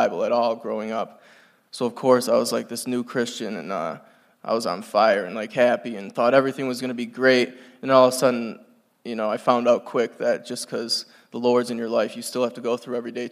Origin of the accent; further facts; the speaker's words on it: North Adams, Massachusetts, United States; I'm from North Adams, Massachusetts